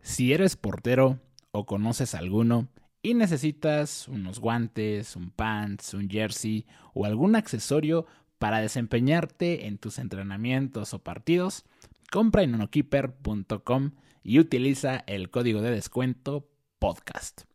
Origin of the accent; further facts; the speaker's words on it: Oaxaca, Mexico; also born or lived in Monterrey; nací en Oaxaca, güey, viví aquí creo que como casi 20 años